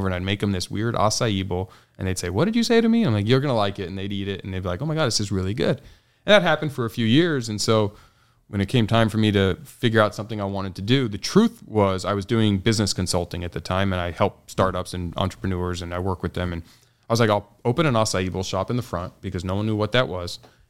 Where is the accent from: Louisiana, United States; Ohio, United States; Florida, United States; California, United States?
California, United States; San Diego; San Diego, born and raised, native.